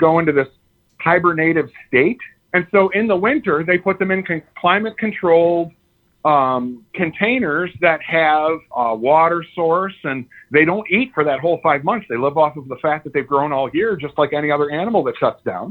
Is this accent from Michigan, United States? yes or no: yes; Sterling Heights, Michigan, United States; I grew up in Sterling Heights, so I know the area well.